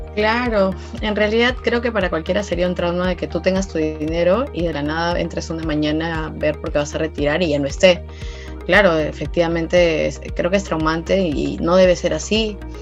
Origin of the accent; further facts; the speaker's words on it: Peru; para nosotros como país, como peruanos